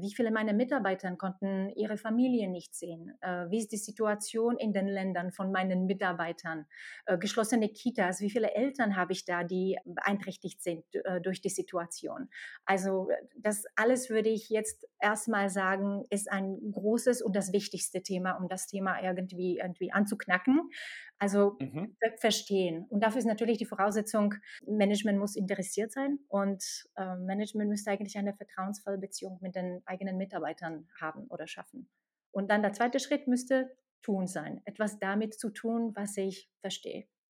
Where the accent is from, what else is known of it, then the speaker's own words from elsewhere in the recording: Slovakia; German is a second language; moved away as an adult; also born or lived in Czech Republic / Ireland; now in Germany; ich komme nicht aus Deutschland. Ich komme aus der Slowakei und bin nach Deutschland vor neun Jahren über Tschechien, Irland und Deutschland gekommen